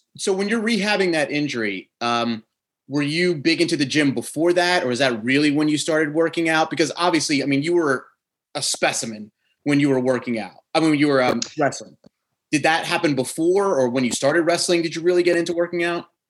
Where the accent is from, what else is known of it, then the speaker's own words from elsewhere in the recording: New Jersey, United States; accent: Jersey; my Jersey accent